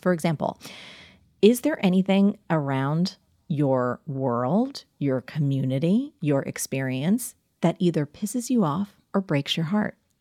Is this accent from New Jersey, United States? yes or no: yes; New Jersey, United States; I'm from New Jersey